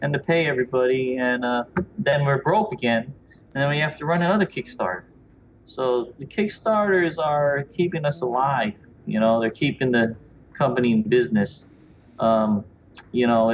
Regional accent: New York, United States; growing up in New York in the 80s, 70s, 80s, 90s

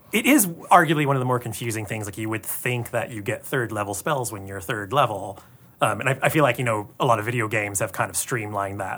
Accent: Tacoma, Washington, United States; now in Los Angeles, United States; I grew up in Tacoma, not far from here, playing D and D, and then I moved

